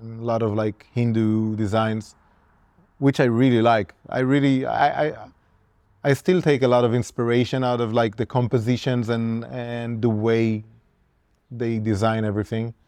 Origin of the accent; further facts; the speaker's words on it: Israel; when I started tattooing as a kid growing up in Israel